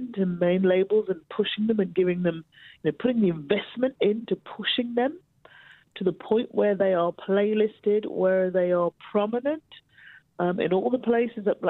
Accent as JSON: {"language": "English", "town": "Birmingham", "region": "West Midlands", "country": "United Kingdom", "tie": "born or raised there", "said": "my hometown of Birmingham"}